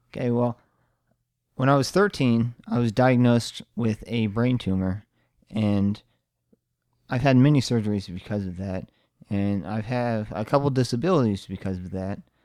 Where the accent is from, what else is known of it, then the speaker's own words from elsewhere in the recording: Omaha, Nebraska, United States; I was born and raised in Omaha, Nebraska